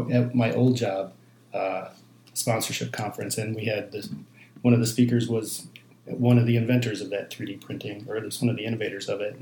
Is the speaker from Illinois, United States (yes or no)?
yes; Chicago, Illinois, United States; Well, I grew up on the Northwest Side, so Cubs fan.